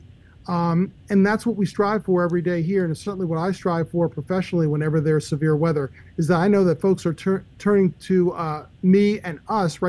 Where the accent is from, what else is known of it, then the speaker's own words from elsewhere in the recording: Maryland, United States; moved away as an adult; also born or lived in Michigan; now in Memphis, United States; I was born and raised in Maryland